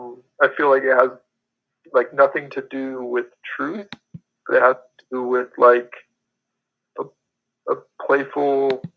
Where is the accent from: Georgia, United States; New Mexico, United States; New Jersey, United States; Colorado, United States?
Colorado, United States; Denver; now in Moab, United States; In Denver, Colorado. Oh, yeah. Mostly.